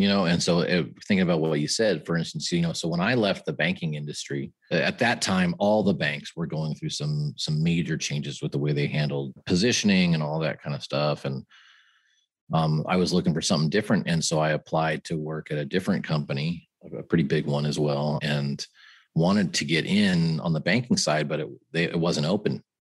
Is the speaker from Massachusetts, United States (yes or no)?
no; San Francisco Bay Area, California, United States; moved away as an adult; also born or lived in Santa Clara, California; now in Arizona, United States; I'm from the San Francisco Bay Area